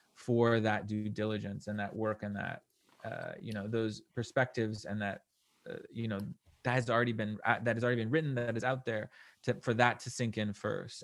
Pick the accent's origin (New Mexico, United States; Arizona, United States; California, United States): New Mexico, United States; I'm originally from New Mexico